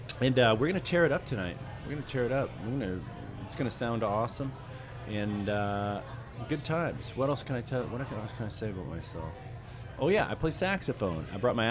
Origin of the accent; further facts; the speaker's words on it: Massachusetts, United States; moved away as an adult; now in Houston, United States; I've been in Houston now for going on 7 years, and I'm from the East Coast, Massachusetts